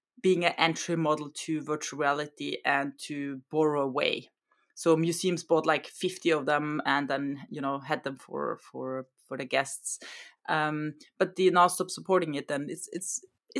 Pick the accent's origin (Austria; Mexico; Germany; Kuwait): Austria; first language German; English is a second language; now in Norway; I come from Austria